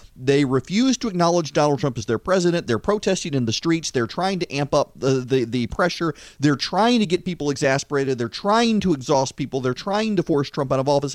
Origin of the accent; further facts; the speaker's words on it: United States; I'm an American